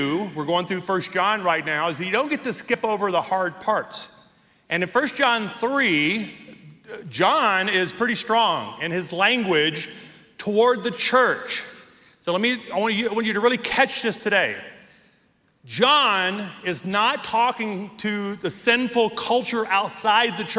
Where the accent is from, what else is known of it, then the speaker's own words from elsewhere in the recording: Deep South, United States; now in Colorado Springs, United States; I grew up in the deep south